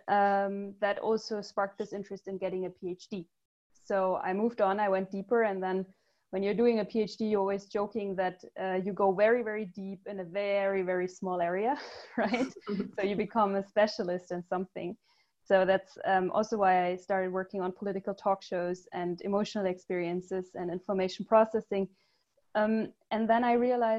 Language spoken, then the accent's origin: English; Germany; also born or lived in United States / Ghana / Cambodia; So I'm German. I was born in Germany. I grew up in Germany, but I had some breaks where I was living abroad in the US, in Ghana, and Cambodia.